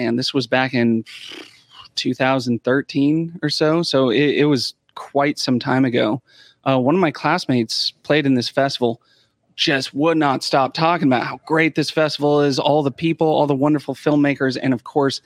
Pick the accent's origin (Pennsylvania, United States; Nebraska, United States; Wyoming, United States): Wyoming, United States; I'm originally from Wyoming